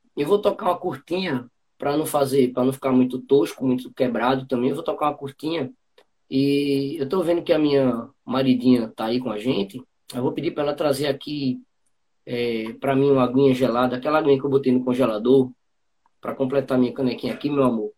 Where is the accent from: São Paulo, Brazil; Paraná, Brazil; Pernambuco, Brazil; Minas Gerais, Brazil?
Pernambuco, Brazil; Bezerros; also born or lived in Bonito, Pernambuco; da minha terra, do, de Bezerros